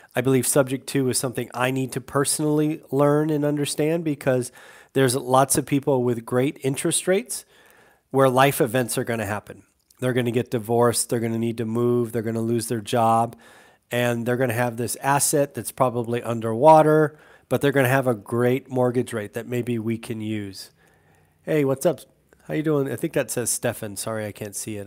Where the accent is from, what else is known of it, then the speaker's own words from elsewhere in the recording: California, United States; moved away; I'm from California